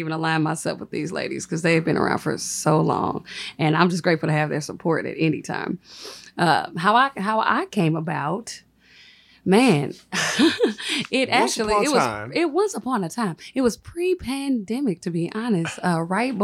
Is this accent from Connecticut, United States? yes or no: no; St. Louis, Missouri, United States; I'm from North County, St. Louis